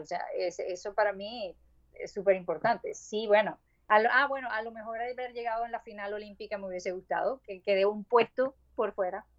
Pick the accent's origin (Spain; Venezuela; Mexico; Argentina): Venezuela; Maracaibo, Zulia; accent: maracucho; moved away; yo soy maracucha